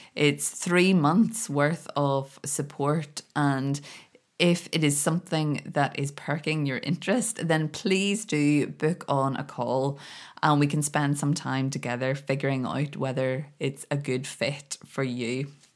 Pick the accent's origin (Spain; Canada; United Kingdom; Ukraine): United Kingdom; Belfast, Northern Ireland; moved away as an adult; now in Scotland, United Kingdom; I'd, I'd been born and grown up in Belfast and I couldn't wait to get away.